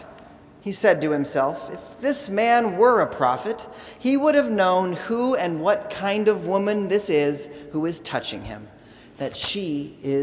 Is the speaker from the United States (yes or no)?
yes; Indiana, United States; We grew up in Indiana